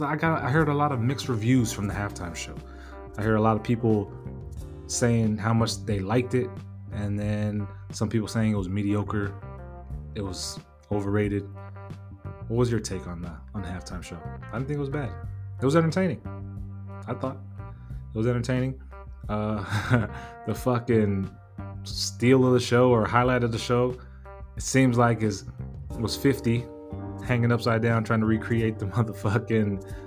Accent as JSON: {"language": "English", "region": "West Coast", "country": "United States", "said": "You know, I'm from the West Coast anyway, so I was going to like it, enjoy it regardless."}